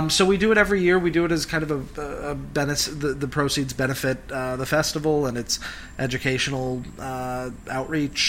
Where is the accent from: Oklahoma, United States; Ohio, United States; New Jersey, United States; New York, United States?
Ohio, United States; Cleveland; I was an only child growing up in Cleveland